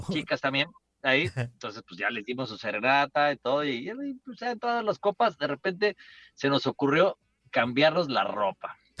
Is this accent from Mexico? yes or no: yes; Mexico City, Mexico; en el centro de Coyoacán, de donde yo soy originario, ahí en la Ciudad de, de México